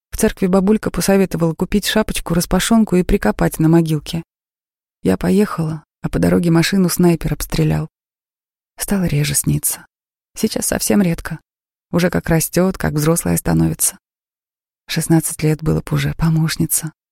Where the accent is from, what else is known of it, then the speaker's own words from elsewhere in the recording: Chechnya, Russia; Чеченцы спрашивают, вы приезжая? Я говорю, ваша, коренная.